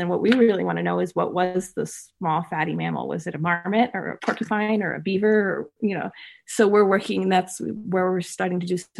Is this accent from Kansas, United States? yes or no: no; New Jersey, United States; moved away; growing up in New Jersey